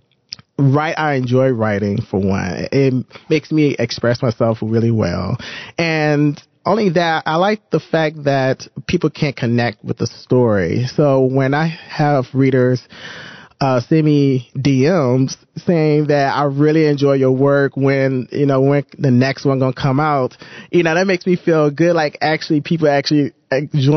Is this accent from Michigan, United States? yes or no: yes; Detroit, Michigan, United States; moved away as an adult; now in Toronto, Canada; I'm originally from Detroit, Michigan. And so I moved here, I would say 8 years ago